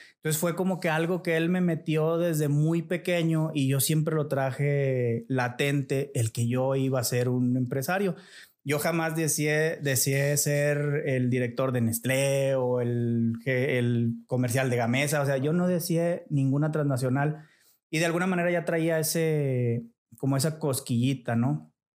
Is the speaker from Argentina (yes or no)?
no; Montemorelos, Nuevo León, Mexico; moved away as an adult; now in Saltillo, Mexico; yo soy nacido en la ciudad de Montemorelos. Eh, es una, ciudad al sur de Nuevo León. Es una pequeña ciudad. Yo creo debe de andar ahorita sobre los 150 mil habitantes. No sé, o sea, es algo chico. Eh, ahí viví toda mi infancia